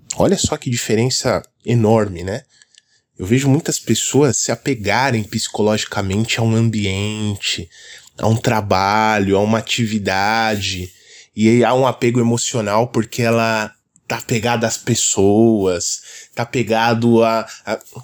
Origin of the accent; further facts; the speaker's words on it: São Paulo, Brazil; eu sou aqui de São Paulo, então aqui é muito comum o pessoal falar esse linguajar